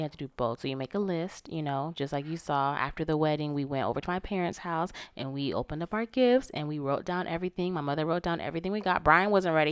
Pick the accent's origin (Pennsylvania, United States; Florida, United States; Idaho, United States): Florida, United States; I'm from Florida. You know, I'm from the South